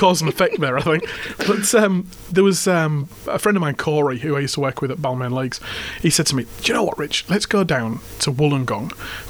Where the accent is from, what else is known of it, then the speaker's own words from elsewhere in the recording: England, United Kingdom; moved away as an adult; now in Australia; Now, I'm English.